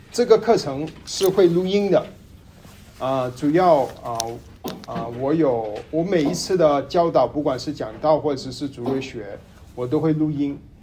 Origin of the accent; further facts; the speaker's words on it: Tai'an, Shandong, China; moved away as an adult; now in Dallas, United States; 我家乡是山东泰安，呃，山泰山那个地方的泰安。然后我在达拉斯，呃，十年，啊，我是一二年来beauty达拉斯那个读书，后来毕业在那边工作，一直在，在这边